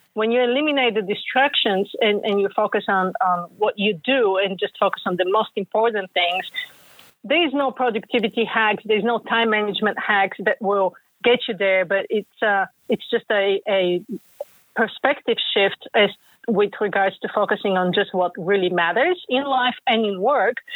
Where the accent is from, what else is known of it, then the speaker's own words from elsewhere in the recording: Bulgaria; now in United States; I grew up in Bulgaria and then came to the U.S.